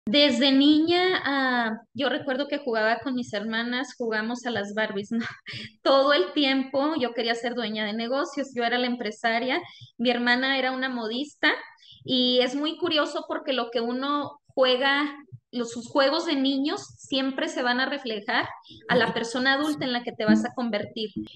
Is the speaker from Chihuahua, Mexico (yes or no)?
yes; Chihuahua, Mexico; now in United States; yo soy de, de Ballesta, Chihuahua, es un pequeño municipio en la Sierra Tarumara del estado de Chihuahua, México, y es de donde nosotros somos